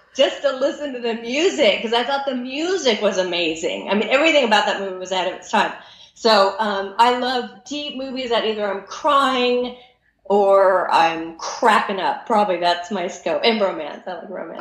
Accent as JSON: {"language": "English", "region": "California", "country": "United States", "said": "I'm from California"}